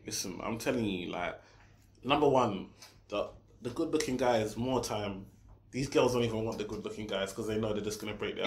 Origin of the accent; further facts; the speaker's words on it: Nigeria; I'm Nigerian